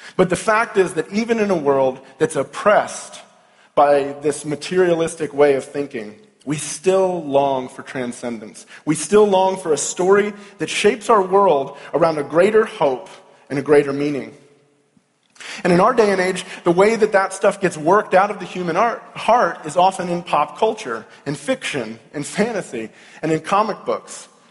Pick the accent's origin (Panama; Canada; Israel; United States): United States; Louisville, Kentucky; I'm from Louisville, Kentucky